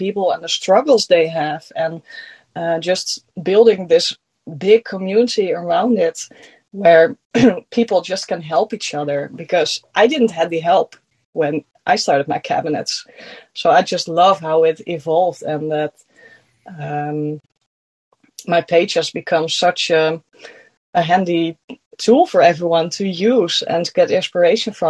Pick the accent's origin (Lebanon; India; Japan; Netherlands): Netherlands; accent: Dutch; first language Dutch; English is a second language; I'm from the Netherlands. That's why I have an accent.